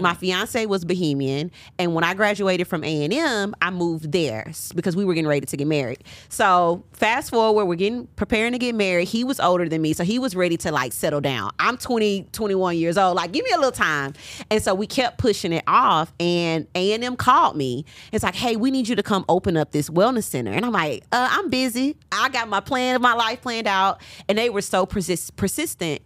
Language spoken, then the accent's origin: English; Nashville, Tennessee, United States; moved away as an adult; also born or lived in Huntsville, Alabama; now in Atlanta, United States; I'm from Nashville